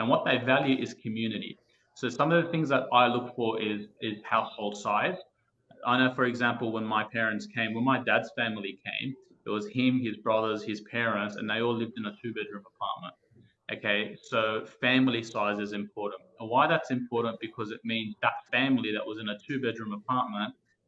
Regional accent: Fairfield, New South Wales, Australia; When I grew up in the 1990s, I grew up in Fairfield

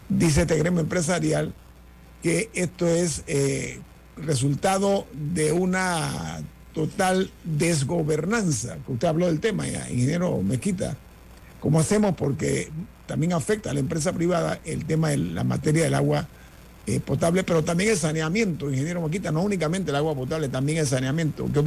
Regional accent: Panama; somos panameños, ¿no?

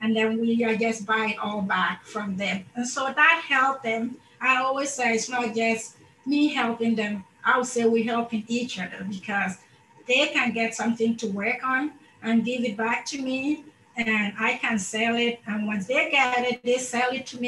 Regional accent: Ghana; moved away; also born or lived in Madagascar; I come from Ghana, and so I moved to Madagascar, and I lived there for over 19 years

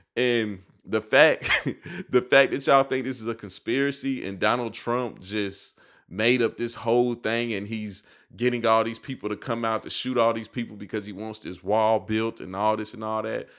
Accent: United States; I just live in America, and I feel like me being an American

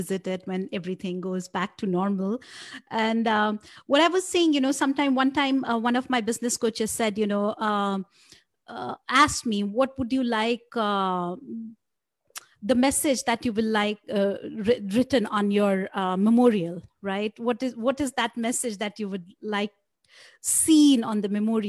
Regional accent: India; I grew up in India

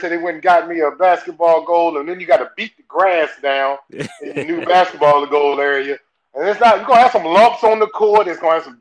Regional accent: Tappahannock, Virginia, United States; I'm so country. I'm real country with it. So it's not just the Southern. I'm from Tappahannock, Virginia.

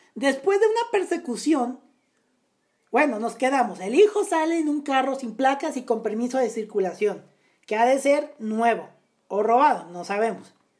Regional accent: Naucalpan, State of Mexico, Mexico; municipio de Naucalpan, municipio de donde yo nací

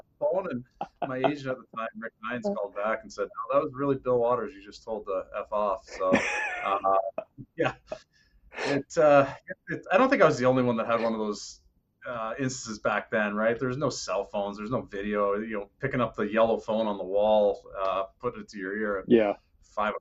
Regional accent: Oshawa, Ontario, Canada; now in Sunrise, United States; growing up in Oshawa with the Leafs

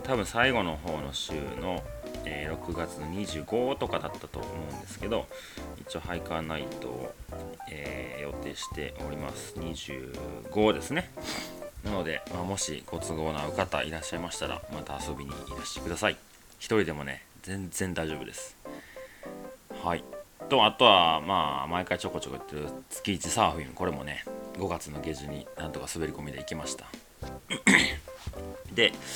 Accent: Osaka, Japan; 僕ね、大阪でずっと生まれ育った

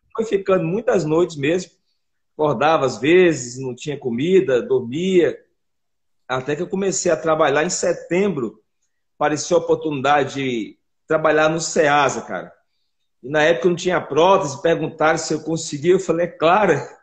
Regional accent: Rio Grande do Norte, Brazil; now in Belo Horizonte, Brazil; eu sou natural do Rio Grande do Norte. Eu vim para BH em 2003

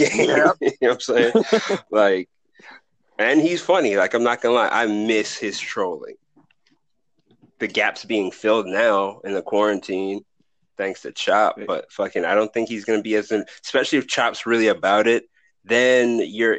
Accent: Boston, Massachusetts, United States; I'm from Boston

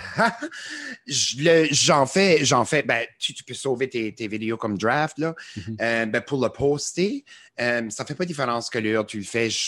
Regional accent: New Brunswick, Canada; accent: Acadian; Chiac; ils aiment notre accent acadien

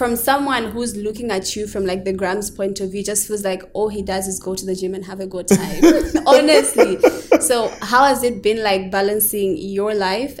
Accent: Kitwe, Copperbelt Province, Zambia; I'm also from the Copper Belt

